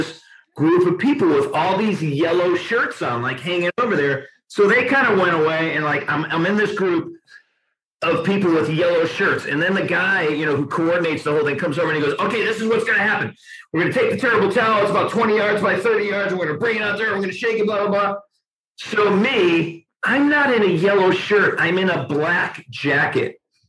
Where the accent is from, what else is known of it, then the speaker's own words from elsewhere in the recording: Connecticut, United States; moved away; I'm from Connecticut.